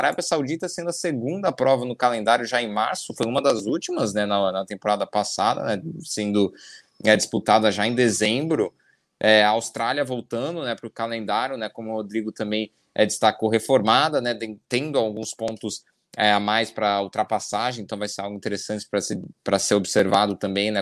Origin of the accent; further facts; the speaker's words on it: Brazil; nós, como brasileiros